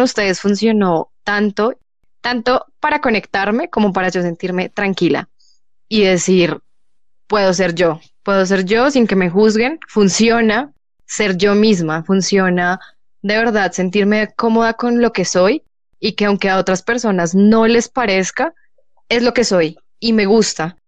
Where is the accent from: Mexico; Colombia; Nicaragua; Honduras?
Colombia; soy colombiana